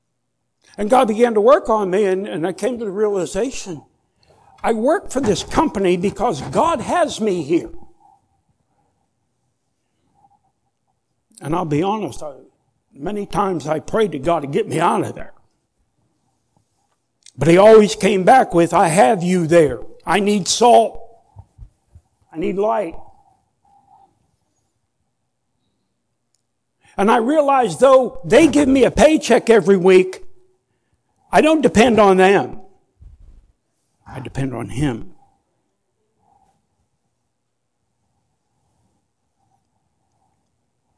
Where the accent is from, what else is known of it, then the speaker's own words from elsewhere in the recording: United States; I grew up in America where if you wanted something, get your butt out there and work for it